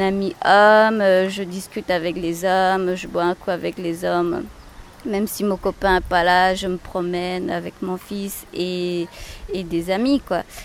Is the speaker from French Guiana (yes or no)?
yes; Camopi, French Guiana; also born or lived in Cayenne / Kourou; Je suis née à Cayenne et puis j'ai grandi à Camopi